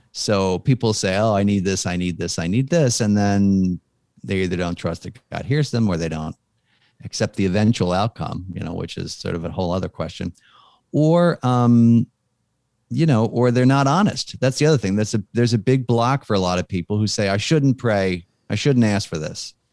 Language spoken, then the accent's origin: English; Philadelphia, Pennsylvania, United States; I'm from Philly